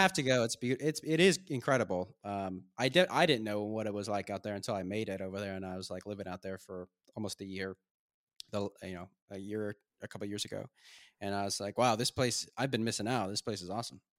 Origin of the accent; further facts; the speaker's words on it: Southern California, United States; moved away as an adult; also born or lived in Maine; now in Budapest, Hungary; I grew up, spent twenty-three years of my life in Southern California, and then I moved to Maine